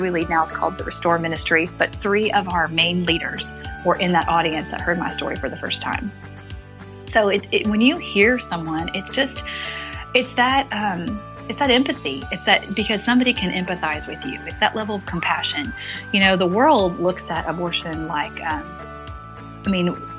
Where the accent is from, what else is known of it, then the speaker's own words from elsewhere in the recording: Midwest, United States; I was raised in the Midwest, had awesome, loving parents